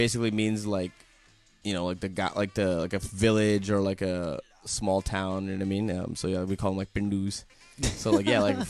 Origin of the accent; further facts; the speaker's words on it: Dallas, Texas, United States; I grew up in South Dallas.